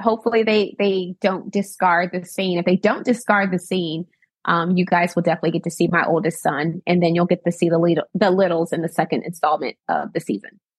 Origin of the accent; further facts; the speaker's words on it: Arkansas, United States; now in Washington, DC, United States; I'm born and raised in Arkansas